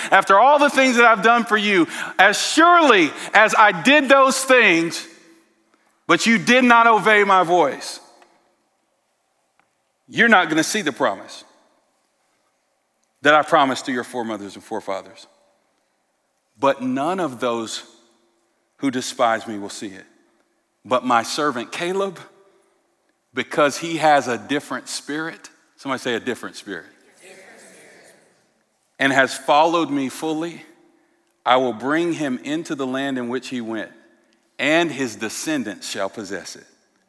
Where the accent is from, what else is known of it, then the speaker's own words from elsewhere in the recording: St. Louis, Missouri, United States; now in Portland, United States; I came to you from St. Louis.